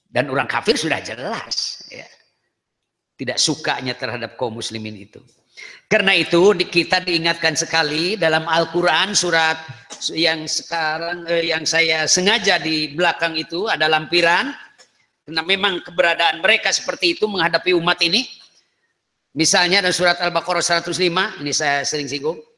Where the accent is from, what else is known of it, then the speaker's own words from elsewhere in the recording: Kawali, West Java, Indonesia; ya malahan kalau di daerah saya itu daerah Kawali, Ciamis.